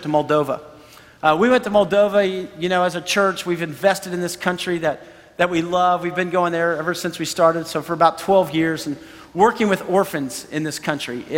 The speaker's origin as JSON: {"language": "English", "country": "United States", "said": "we're from America"}